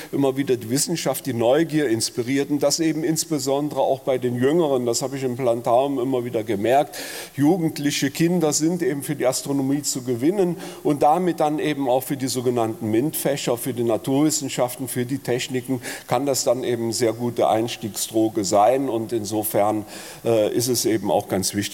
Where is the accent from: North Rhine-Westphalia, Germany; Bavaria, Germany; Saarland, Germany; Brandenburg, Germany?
North Rhine-Westphalia, Germany; Bonn; Ich bin in Bonn groß geworden an der Sternwarte äh, und da sieht man das besonders gut.